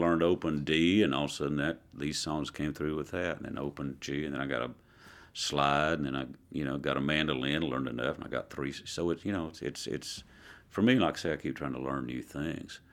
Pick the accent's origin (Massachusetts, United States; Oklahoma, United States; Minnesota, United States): Oklahoma, United States; Southeast; moved away; also born or lived in Dallas, Texas; I grew up in Southeast Oklahoma in a very rural park